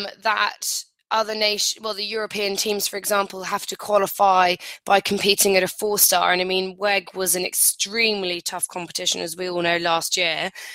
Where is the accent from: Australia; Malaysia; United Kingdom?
United Kingdom; as a British person